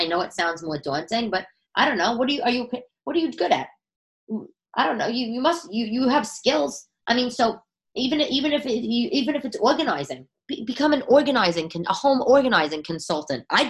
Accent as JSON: {"language": "English", "town": "New York City", "region": "New York", "country": "United States", "tie": "born or raised there", "said": "I was born in Brooklyn"}